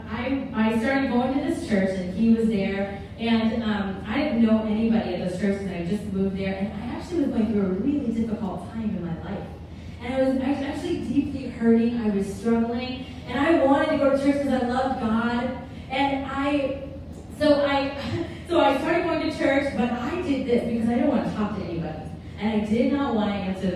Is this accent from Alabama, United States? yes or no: no; Kansas, United States; moved away as an adult; now in Washington, United States; I grew up in Kansas